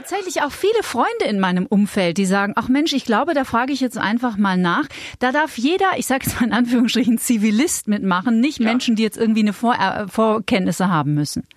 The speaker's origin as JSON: {"language": "German", "region": "Bavaria", "country": "Germany", "said": "bei uns in Bayern"}